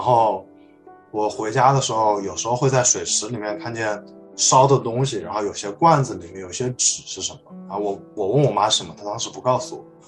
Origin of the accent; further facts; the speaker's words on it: Wuhan, Hubei, China; moved away; also born or lived in Shanghai; 我家，老家是在武汉，然后我嗯。们家后来去了上海发展